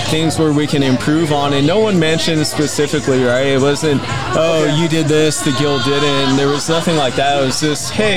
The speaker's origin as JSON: {"language": "English", "region": "Arizona", "country": "United States", "tie": "born or raised there", "moved": "as an adult", "said": "I grew up in Arizona and moved away for pretty much my early drinking years"}